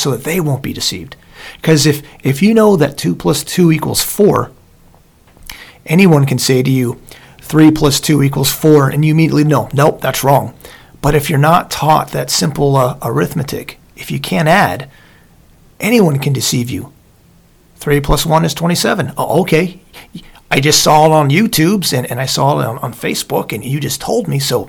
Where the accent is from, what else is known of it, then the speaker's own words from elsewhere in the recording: Southern Lancaster County, Pennsylvania, United States; when I grew up in Southern Lancaster County